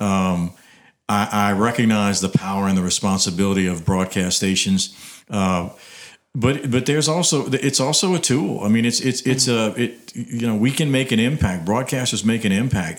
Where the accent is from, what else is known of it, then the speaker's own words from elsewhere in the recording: Abbeville, Louisiana, United States; I grew up in Abbeville